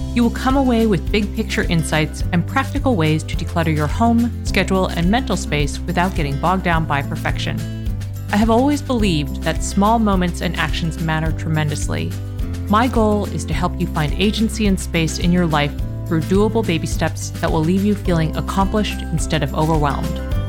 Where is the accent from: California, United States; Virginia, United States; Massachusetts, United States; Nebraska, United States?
Massachusetts, United States; Massachusetts, my home state